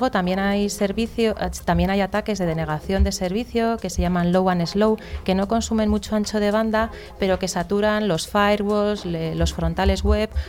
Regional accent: Basque Country, Spain

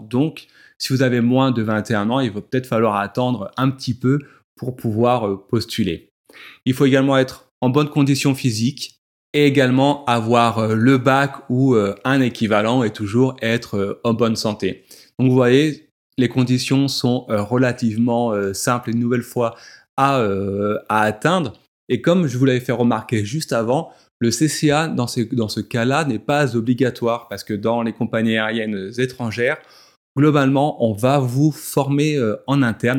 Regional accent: France; chez nous en France

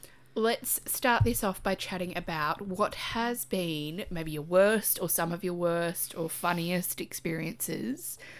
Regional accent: Australia; We are a couple of queer Australian health professionals

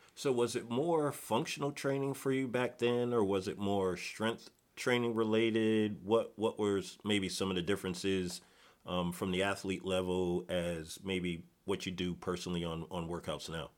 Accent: Connecticut, United States; moved away; I'm originally from Connecticut

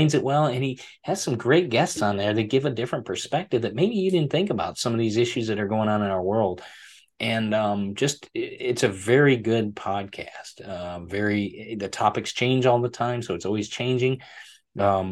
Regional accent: Michigan, United States; accent: American; moved away as an adult; now in Florida, United States; I'm originally from Michigan

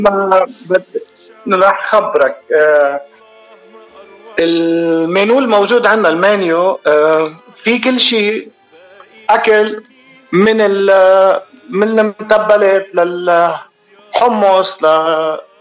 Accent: Baakleen, Mount Lebanon, Lebanon; moved away as an adult; now in David, Panama; انا من لبنان بدك من وين تحديدا من بعقلين

